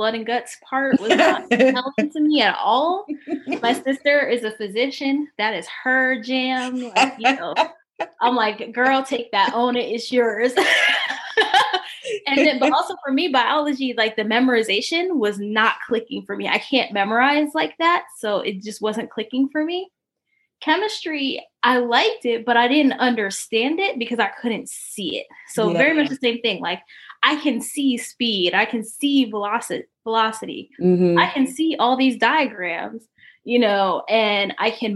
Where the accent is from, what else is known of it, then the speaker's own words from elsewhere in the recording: Paterson, New Jersey, United States; I'm from Paterson, New Jersey